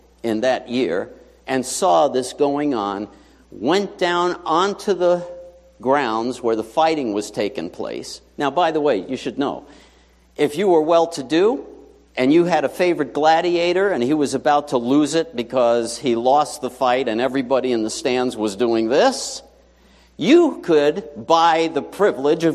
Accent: New York City, New York, United States; I grew up in New York City, PS 79 in Whitestone, best school ever

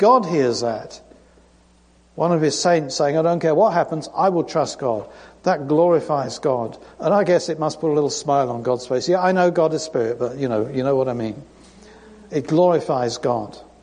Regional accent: United Kingdom; moved away; I'm British

